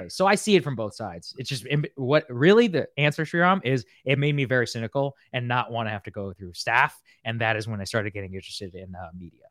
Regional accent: College Station, Texas, United States; moved away; also born or lived in Qatar; I grew up in College Station, Texas

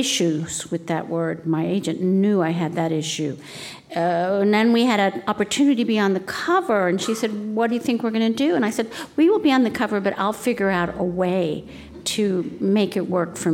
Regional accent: United States; I'm Mexican-American. I'm American. I'm Mexican.

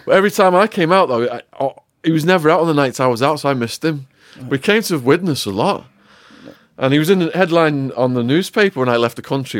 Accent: Widnes, North West England, United Kingdom; I'm from Widnes, so they call us wollybacks in Liverpool

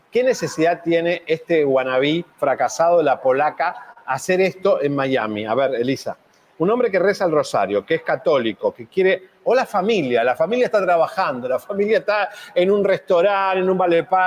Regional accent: England, United Kingdom; Spanish is a second language; now in Mazatlán, Mexico; soy inglés, de Inglaterra.

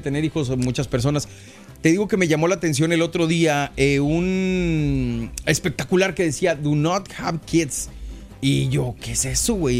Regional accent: Mexico; now in United States; yo me crié en México

